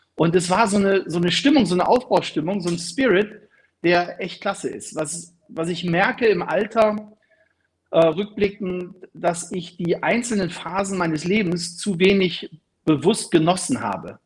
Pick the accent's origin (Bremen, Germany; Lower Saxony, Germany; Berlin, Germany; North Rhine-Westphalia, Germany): Bremen, Germany; meine Heimatstadt Bremen